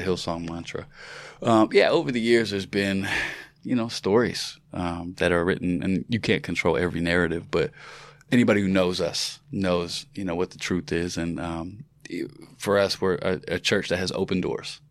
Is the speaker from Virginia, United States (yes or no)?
yes; Virginia, United States; I'm from Virginia